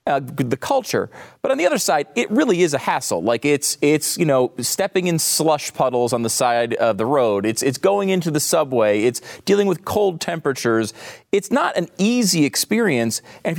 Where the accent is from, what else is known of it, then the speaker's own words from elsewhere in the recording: New York, United States; born there; I mean, I know I was born in New York State as well